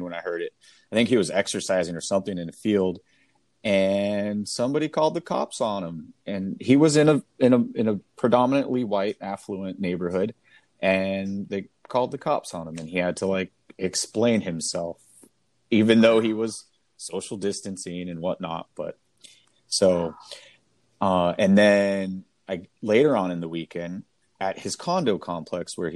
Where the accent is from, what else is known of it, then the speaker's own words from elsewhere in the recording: Seattle, Washington, United States; my hometown of Seattle